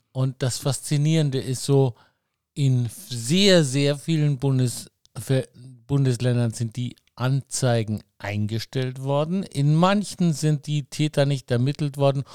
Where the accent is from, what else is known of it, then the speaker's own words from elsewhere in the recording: Munich, Bavaria, Germany; für mich so ein Begriff als Münchner